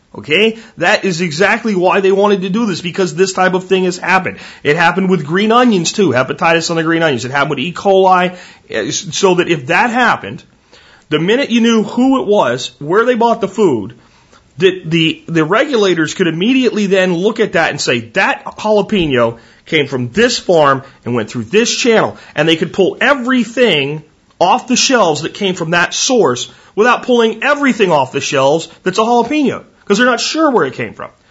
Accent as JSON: {"language": "English", "region": "Texas", "country": "United States", "said": "I am from Texas"}